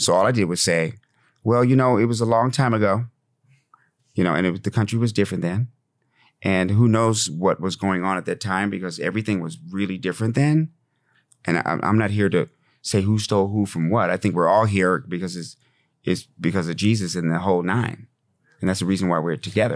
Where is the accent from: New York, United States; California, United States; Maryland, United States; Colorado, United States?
Colorado, United States; Fort Collins; also born or lived in Laramie, Wyoming; I grew up in Fort Collins, Colorado, in Laramie, Wyoming